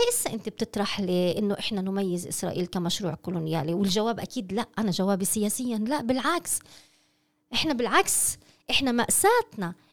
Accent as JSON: {"language": "Arabic", "country": "Palestine", "said": "هل نريد كفلسطينيين أن ننتصر على المشروع الكولونيالي أم لا"}